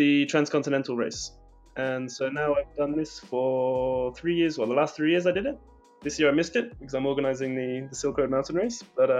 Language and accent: English; Kyrgyzstan; I'm from Kyrgyzstan, but...